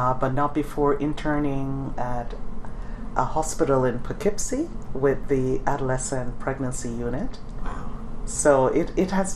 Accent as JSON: {"language": "English", "country": "Jamaica", "tie": "born or raised there", "moved": "yes", "lives_now": "United States", "said": "I come from Jamaica"}